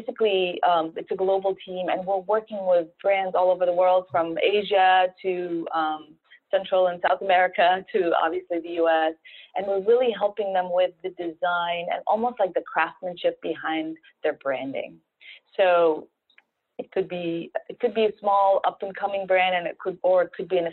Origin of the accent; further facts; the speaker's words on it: Alexandria, Alexandria Governorate, Egypt; moved away; also born or lived in North Carolina, United States / San Francisco, United States / Italy; I'm Egyptian. I was born in Alexandria, Egypt.